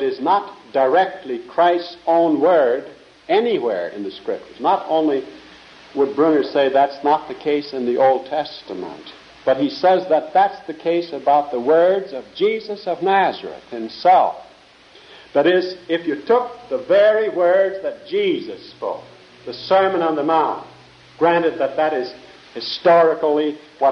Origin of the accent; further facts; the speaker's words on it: Netherlands; moved away; I was born in Holland, wore wooden shoes there.